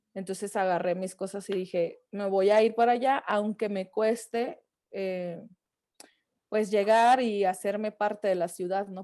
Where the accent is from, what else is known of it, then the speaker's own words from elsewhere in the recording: Francisco I. Madero, Coahuila, Mexico; also born or lived in Saltillo; now in Mexico City, Mexico; yo soy de Francisco y Madero, pero me fui a vivir a Saltillo para estudiar música